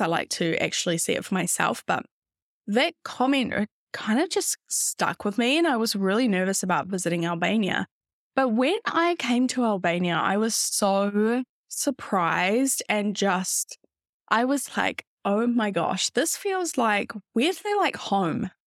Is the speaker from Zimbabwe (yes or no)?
no; New Zealand; moved away as an adult; also born or lived in London, United Kingdom; I'm originally from New Zealand